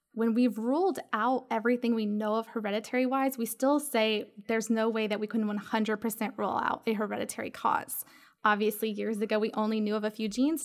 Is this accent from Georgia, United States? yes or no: yes; Georgia, United States; also born or lived in Knoxville, Tennessee; now in Charleston, United States; I'm from Georgia